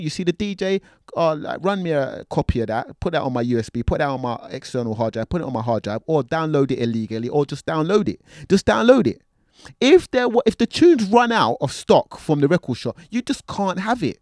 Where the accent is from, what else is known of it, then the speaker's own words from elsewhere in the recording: London, United Kingdom; I'm from North London